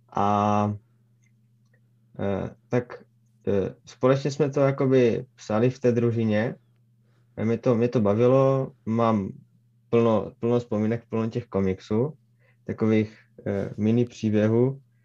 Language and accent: Czech; Třinec, Moravian-Silesian Region, Czechia; Narodil jsem se jakoby v Třinci